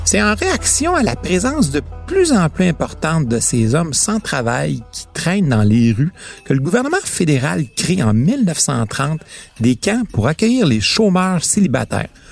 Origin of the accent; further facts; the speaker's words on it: Quebec, Canada; Chez nous, au Québec